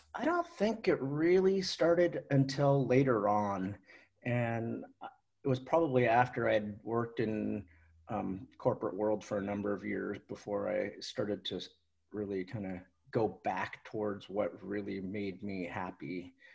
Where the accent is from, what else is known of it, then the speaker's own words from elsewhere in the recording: Seattle, Washington, United States; I grew up in Seattle, born in Seattle, lived in Seattle almost my whole life